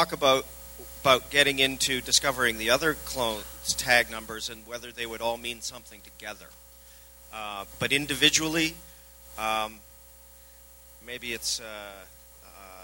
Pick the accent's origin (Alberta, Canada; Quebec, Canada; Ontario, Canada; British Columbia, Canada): British Columbia, Canada; Vancouver; I'm from Vancouver